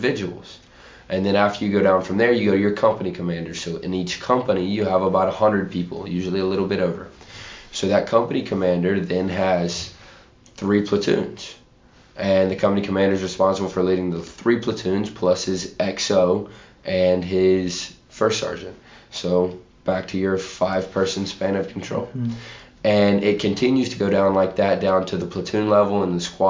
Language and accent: English; Chapin, South Carolina, United States; I'm from Chapin, South Carolina